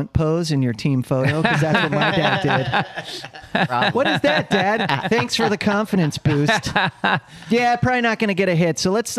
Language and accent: English; Cleveland, Ohio, United States; now in New York, United States; So, you know, growing up in Cleveland, Cavs are the team.